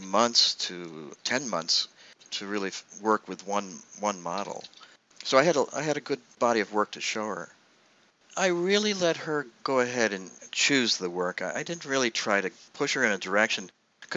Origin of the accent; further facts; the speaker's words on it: United States; moved away as an adult; also born or lived in Virginia / Chicago, Illinois; now in Manhattan, United States; I grew up in Virginia and Chicago.